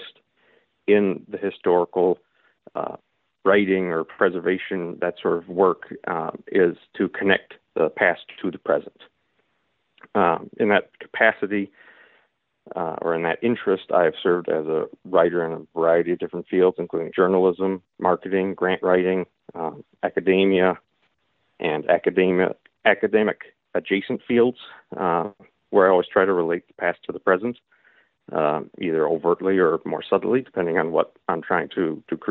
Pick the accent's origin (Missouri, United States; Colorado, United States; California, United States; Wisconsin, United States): Wisconsin, United States; Milwaukee; Wisconsin Lutheran College, which is in Milwaukee, Wisconsin, where I'm a lifelong resident.